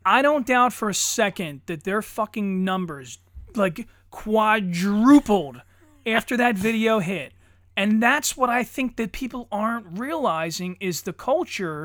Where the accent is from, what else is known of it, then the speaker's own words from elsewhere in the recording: Pennsylvania, United States; I'm a dipshit from Pennsylvania